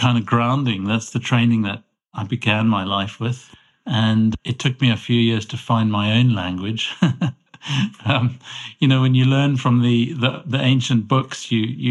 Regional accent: Cape Town, Western Cape, South Africa; moved away as an adult; also born or lived in London; now in Edinburgh, United Kingdom; I grew up in Cape Town in South Africa

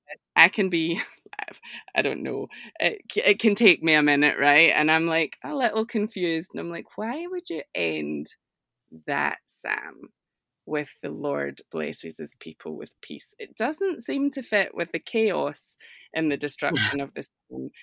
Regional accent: Scotland, United Kingdom; accent: Scottish; my accent is, is Scottish, a little different

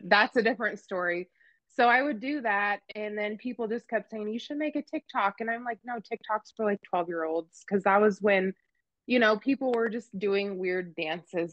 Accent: central Oregon, United States; now in Kansas, United States; I grew up in Oregon in this the central part of Oregon and like full on cowboy country out in the sagebrush

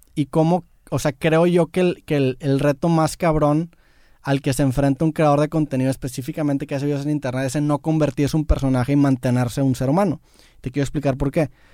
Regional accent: Mexico; soy mexicano

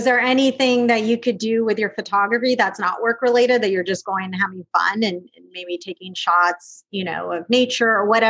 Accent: West Coast, United States; Like it was snowing out and a lot of snow and I'm from the West Coast. So snow is like really fun for me.

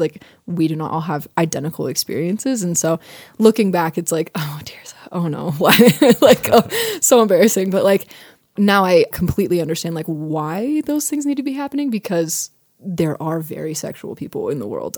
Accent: United States; I'm American

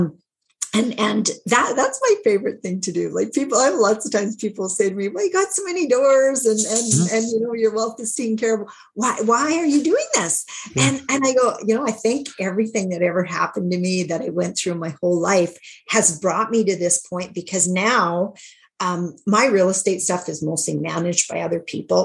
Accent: Saskatchewan, Canada; because I'm from Saskatchewan, Canada, most of our deals were smaller deals

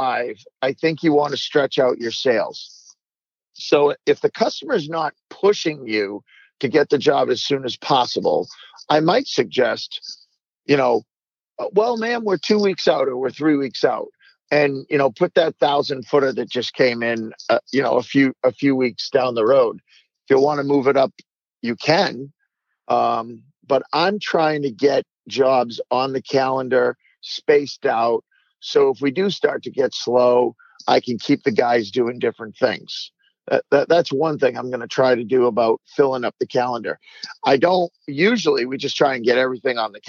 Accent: Vermont, United States; also born or lived in Massachusetts; my home state of Vermont

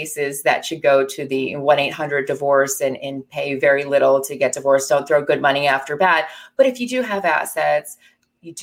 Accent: New Jersey, United States; I grew up in New Jersey and practiced where I grew up.

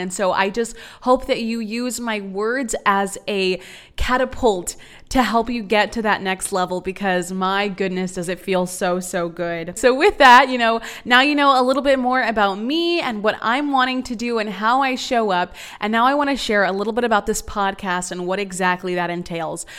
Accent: San Antonio, Texas, United States; moved away as an adult; also born or lived in Austin, Texas; now in Dallas, United States; I'm from San Antonio, Texas

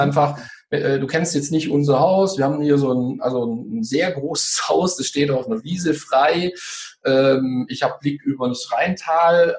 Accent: Swabia, Germany; ich bin ja Schwabe

